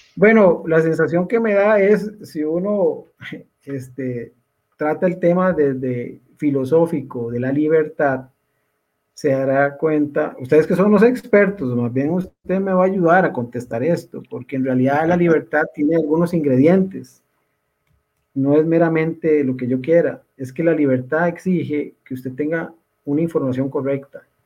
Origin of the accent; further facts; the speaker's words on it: Costa Rica; como somos los costarricenses